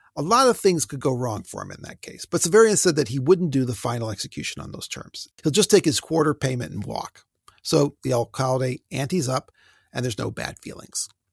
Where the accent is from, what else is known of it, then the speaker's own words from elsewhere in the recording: United States; I grew up on Lake Erie